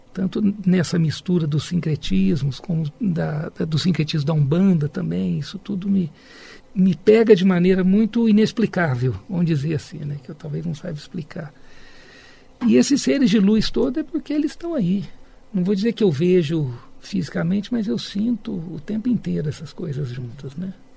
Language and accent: Portuguese; Minas Gerais, Brazil; moved away as an adult; Eu cresci na Mantiqueira, eu vivi 25 anos lá